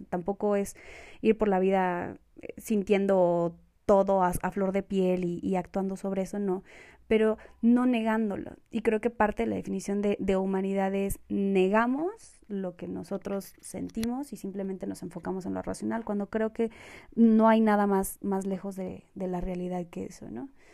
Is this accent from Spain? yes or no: no; Mexico; also born or lived in Colombia; soy colombiana, Em, vine a México muy pequeña y pues he vivido aquí casi toda, toda, toda mi vida